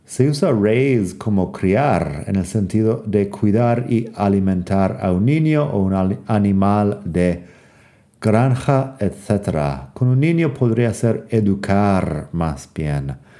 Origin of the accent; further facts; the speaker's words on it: United States; moved away; also born or lived in Madrid; soy de Estados Unidos